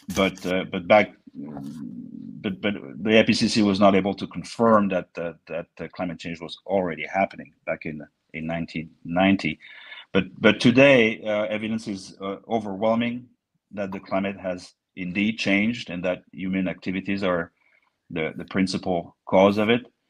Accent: near Bordeaux, Nouvelle-Aquitaine, France; English is a second language; moved away; as you may hear from my accent, uh, I was born near Bordeaux, where we have the best wine in the world

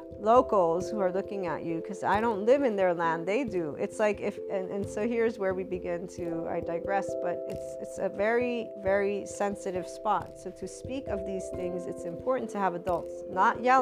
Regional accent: United States; looked at me as an American Italian

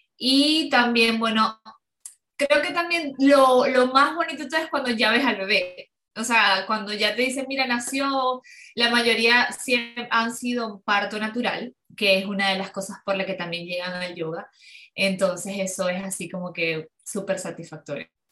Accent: Ciudad Ojeda, Zulia, Venezuela; yo soy de Venezuela, de, Maracaibo, eh, de Ciudad Ojeda, es cerca de Maracaibo.

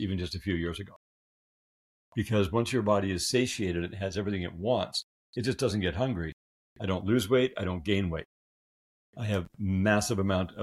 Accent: Canada; I'm a Canadian

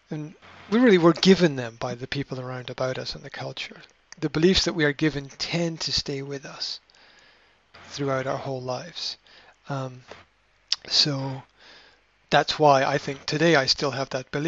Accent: Scotland, United Kingdom; being Scottish Presbyterian myself

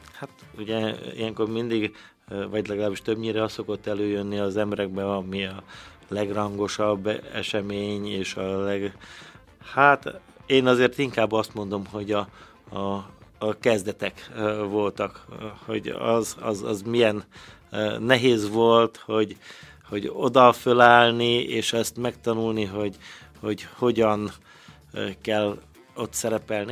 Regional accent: Szarvas, Békés, Hungary; now in Békéscsaba, Hungary; szarosan nőttem fel

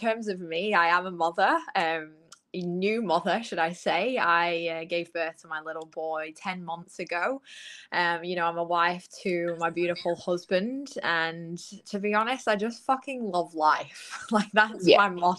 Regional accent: United Kingdom; moved away as an adult; now in Gold Coast, Australia; I'm from the UK, in case anybody didn't pick up on my accent.

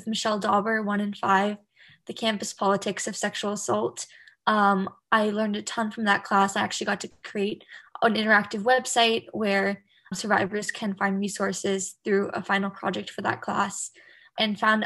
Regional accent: Bay Area, California, United States; I'm originally from the Bay Area, California.

